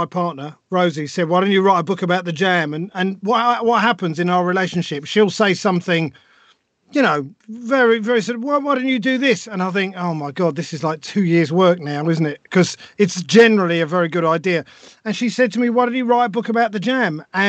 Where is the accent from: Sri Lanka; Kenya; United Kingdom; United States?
United Kingdom; Harlesden, London; And I guess I grew up in Northwest London in Harlesden, which was quite a rough place.